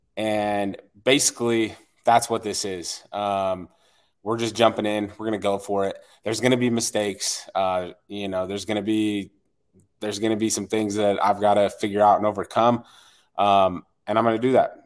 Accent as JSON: {"language": "English", "town": "West Jordan", "region": "Utah", "country": "United States", "said": "I am from West Jordan, Utah."}